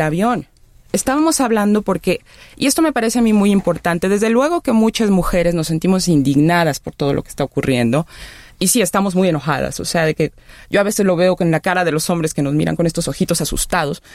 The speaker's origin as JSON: {"language": "Spanish", "country": "Mexico", "said": "somos mexicanos, mexicanas"}